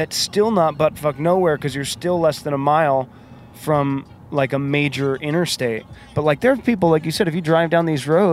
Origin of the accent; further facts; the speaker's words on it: California, United States; moved away as an adult; also born or lived in San Francisco; I'm very Californian